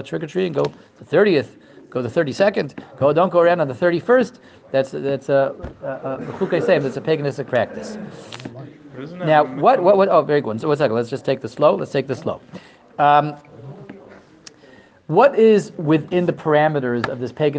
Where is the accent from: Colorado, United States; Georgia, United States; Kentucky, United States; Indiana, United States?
Colorado, United States; Denver; moved away; also born or lived in Israel; I grew up in Denver, Colorado, and then we spent about 20 years, spent exactly 20 years in Eretz Yisrael